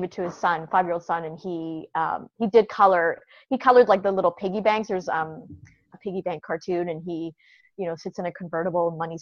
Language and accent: English; Canada; moved away as an adult; also born or lived in China; now in United States; I'm originally from Canada.